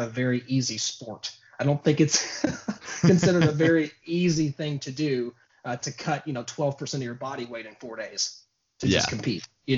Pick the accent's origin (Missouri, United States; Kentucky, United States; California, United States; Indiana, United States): Kentucky, United States; Louisville; born and raised in Louisville, Kentucky